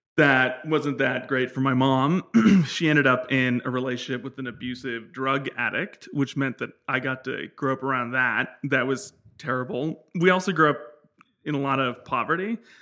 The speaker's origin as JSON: {"language": "English", "town": "San Francisco", "region": "California", "country": "United States", "tie": "born or raised there", "said": "I was born in San Francisco"}